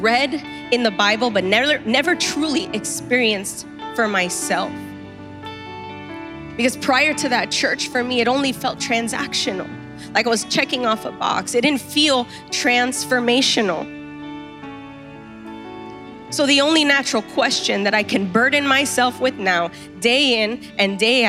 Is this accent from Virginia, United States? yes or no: no; Miami, Florida, United States; when you're born and raised in Miami